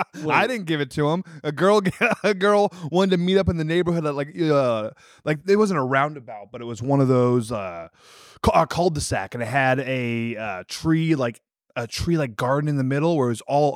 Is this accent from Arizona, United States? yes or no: no; Wisconsin, United States; born or raised there; moved away